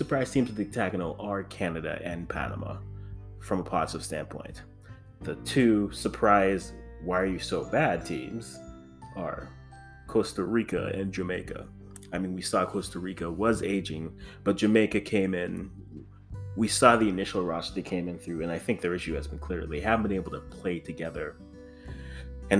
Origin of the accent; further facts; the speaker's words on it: Ghana; I am the Ghanaian.